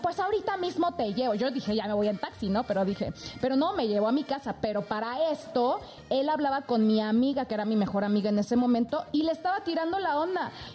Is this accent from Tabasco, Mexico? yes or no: yes; Tabasco, Mexico; now in Mexico City, Mexico; yo soy de Tabasco